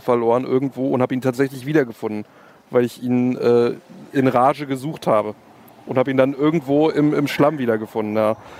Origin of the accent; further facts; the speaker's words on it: Berlin, Germany; ich bin ja äh, in einem offenen Berlin aufgewachsen